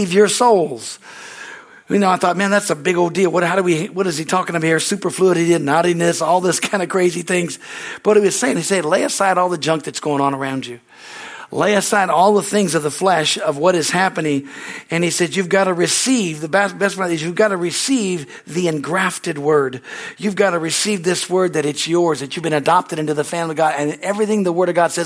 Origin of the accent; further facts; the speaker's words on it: California, United States; I came from California